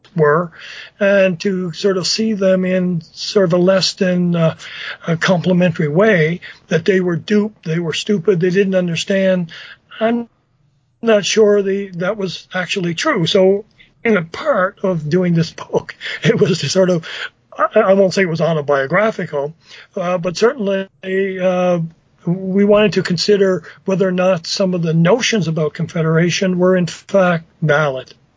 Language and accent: English; Newfoundland and Labrador, Canada; I'm from Newfoundland